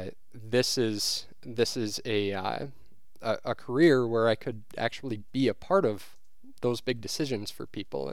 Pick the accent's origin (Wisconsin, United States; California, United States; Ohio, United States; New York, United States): Wisconsin, United States; New Richmond; also born or lived in Eau Claire, Wisconsin; I grew up here in Western Wisconsin in New Richmond